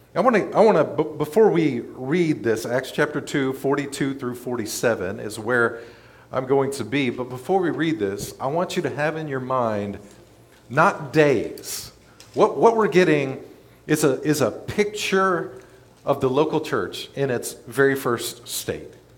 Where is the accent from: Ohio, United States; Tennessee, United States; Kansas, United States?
Tennessee, United States; Memphis; moved away as an adult; also born or lived in North Mississippi; now in Olive Branch, United States; I was born and raised in Memphis, East Memphis, Germantown